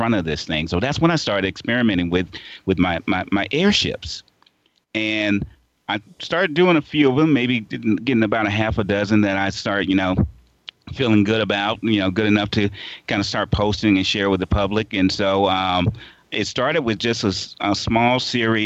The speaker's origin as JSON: {"language": "English", "town": "Portsmouth", "region": "Virginia", "country": "United States", "tie": "born or raised there", "said": "Portsmouth, Virginia is a real place. It's actually my hometown. It was where I was born and raised."}